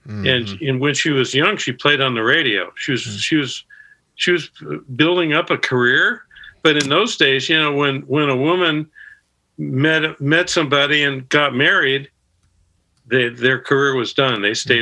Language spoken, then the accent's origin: English; Los Angeles, California, United States; I grew up in West LA. I grew up in Cheviot Hills